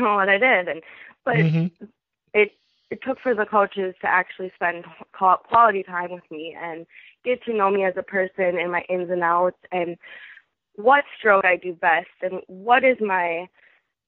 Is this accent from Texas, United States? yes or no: no; Fridley, Minnesota, United States; my hometown school, Fridley High School